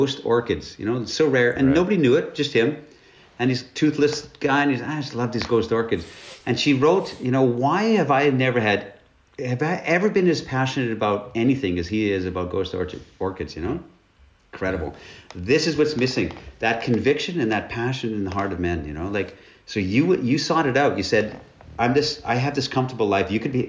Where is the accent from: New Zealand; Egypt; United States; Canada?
Canada; Northern Canada; I'm from Northern Canada. And I was poor